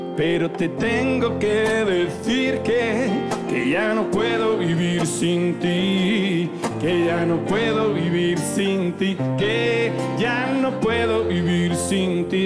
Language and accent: Spanish; Zafra, Extremadura, Spain; en la feria de Zafra, que en mi pueblo hay unas sartenes que flipan